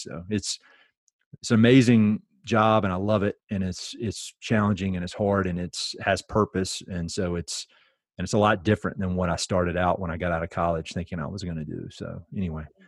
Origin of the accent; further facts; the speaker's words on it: Tarboro, North Carolina, United States; I'm from Eastern North Carolina, a really little town, uh, called Tarboro, which is kinda halfway between the state capital, state capital of Raleigh and the beach. Uh, grew up there.